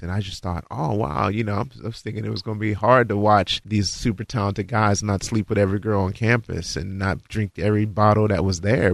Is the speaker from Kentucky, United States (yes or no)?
yes; Florence, Kentucky, United States; Born in Florence, Kentucky.